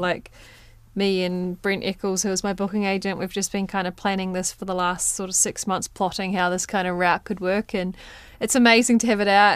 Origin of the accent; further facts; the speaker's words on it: Waimate, Canterbury, New Zealand; moved away; my hometown of Waimate